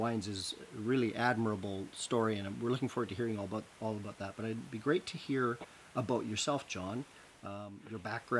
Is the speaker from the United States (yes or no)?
no; Canada; Now, I'm a Canadian